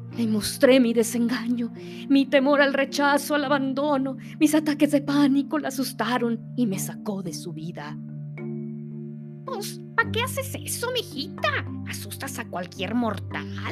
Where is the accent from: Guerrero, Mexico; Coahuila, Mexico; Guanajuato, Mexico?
Coahuila, Mexico; Saltillo; Saltillo, Coahuila, de donde yo soy originaria